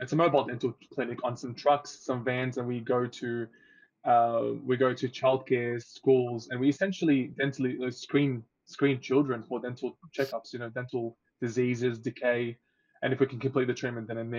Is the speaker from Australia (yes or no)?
yes; Australia; also born or lived in Egypt; I moved to Australia when I was 6 years old